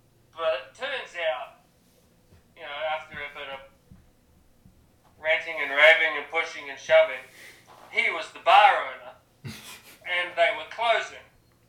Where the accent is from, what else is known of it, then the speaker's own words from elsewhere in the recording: New Zealand; No. Maybe my hometown, used to be, not anymore.